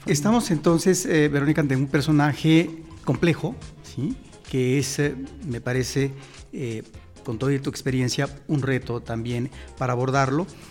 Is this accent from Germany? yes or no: no; Mexico; los mexicanos tenemos que regresar constantemente a eso que es la memoria de lo que sucede en nuestro país